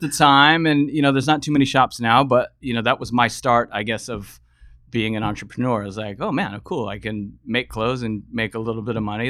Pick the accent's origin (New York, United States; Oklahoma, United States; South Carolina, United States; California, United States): California, United States; San Diego; moved away as an adult; also born or lived in Los Angeles; now in Bay Area, United States; Originally from, from San Diego, grew up down in SoCal.